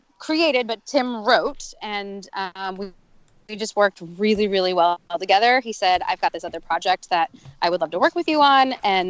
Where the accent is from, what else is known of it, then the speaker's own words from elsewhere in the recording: Midwest, United States; also born or lived in New York; now in Los Angeles, United States; I'm originally a Midwesterner, came to LA through the East Coast, I was in New York for a little bit